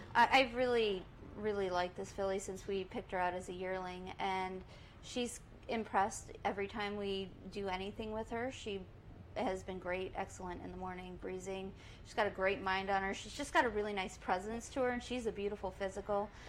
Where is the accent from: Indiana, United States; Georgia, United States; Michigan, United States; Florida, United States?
Florida, United States; Southwest; moved away as an adult; now in Saratoga Springs, United States; I was born in Saratoga, uh, and my family was involved and still involved with uh, the Standardbreds, and that's how I got my start into any sort of racetrack life. And they, my parents got out of it when I was about nine years old, and we moved to Southwest Florida, which is where I grew up